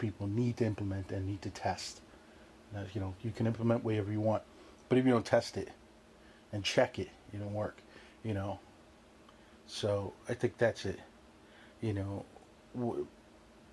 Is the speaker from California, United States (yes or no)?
no; New York City, New York, United States; growing up in New York, you have that New York mentality